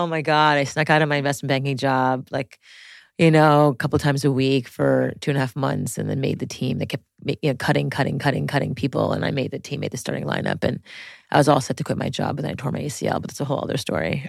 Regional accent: Montreal, Quebec, Canada; I grew up in French Montreal, in, like, the most French part of La Rivista de Montreal, like the South Shore of Montreal

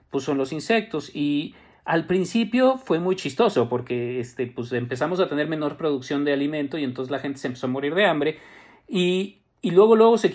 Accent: Mexico City, Mexico; yo soy chilango

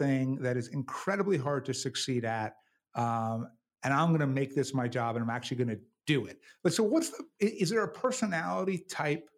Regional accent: New York City, New York, United States; I grew up in New York, but you know, first generation, went to public schools

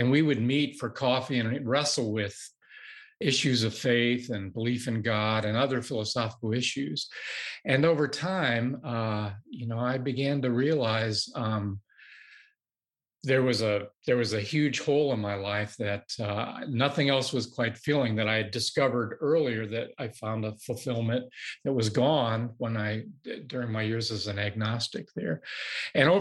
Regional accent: Moline, Illinois, United States; moved away as an adult; also born or lived in Chicago, Illinois / Madison, Wisconsin; now in Austin, United States; I was born in the Quad Cities in Moline, but I spent most of my adult life, raised my kids in the Chicago area

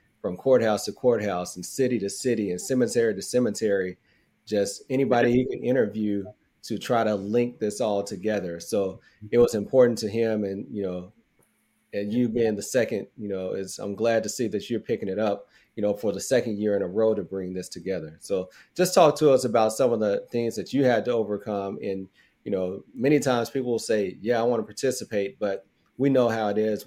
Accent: United States; the family structure that we have here in America as African Americans

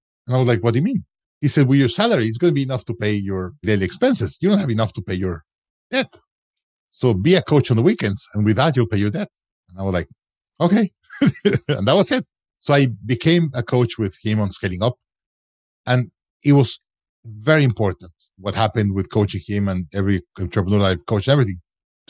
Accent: Mexico; moved away as an adult; also born or lived in United States; I'm originally from Mexico

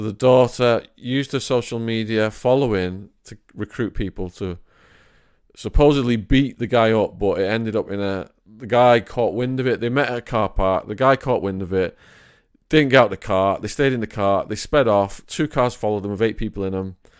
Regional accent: Widnes, North West England, United Kingdom; my hometown of Widna

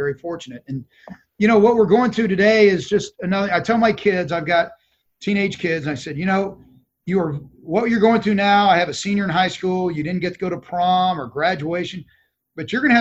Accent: Dallas, Texas, United States; I am. I was born in Dallas

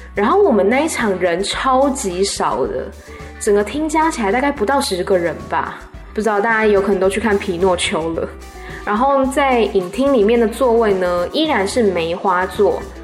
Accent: Taiwan; moved away as an adult; now in Bangkok, Thailand; 我来自台湾

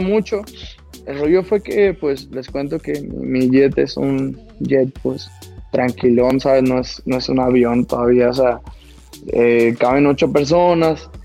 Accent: Caborca, Sonora, Mexico; also born or lived in Mexico City; Yo vengo de un ranchito de Caborca

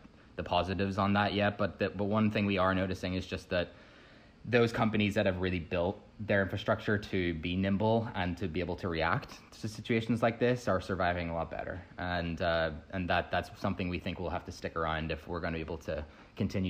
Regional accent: Northern Ireland, United Kingdom; moved away as an adult; also born or lived in United States; I grew up in Northern Ireland originally, moved over to the States to attend Harvard.

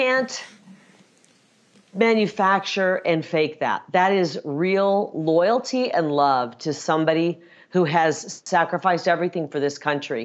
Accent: Iowa, United States; moved away; I'm from Iowa originally

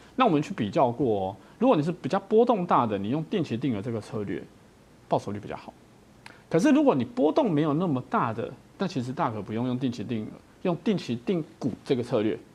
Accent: Taiwan; 我们台湾人

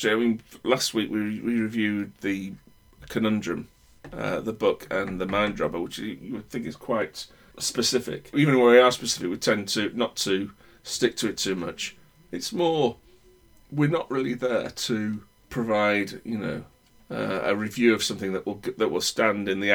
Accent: United Kingdom; I'm British.

